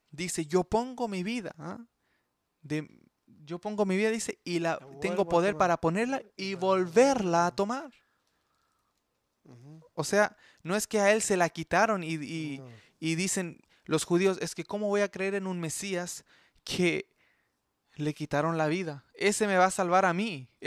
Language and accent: Spanish; Chile; now in Canada; En eh, Chile, yo sé, en mi, en, mi tierra pasó eso